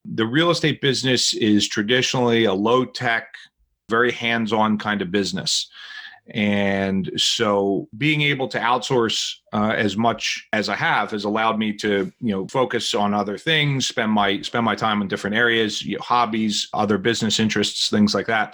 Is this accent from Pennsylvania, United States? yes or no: no; New Jersey, United States; now in Philadelphia, United States; I'm originally from New Jersey